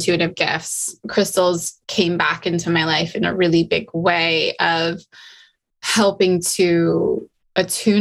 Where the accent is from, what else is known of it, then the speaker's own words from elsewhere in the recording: Utah, United States; I grew up in Utah. So I grew up the Wasatch Mountains were literally my backyard